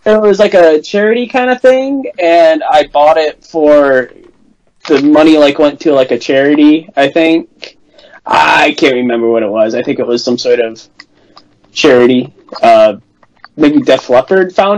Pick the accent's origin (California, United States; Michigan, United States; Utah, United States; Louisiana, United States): Michigan, United States; I'm from Michigan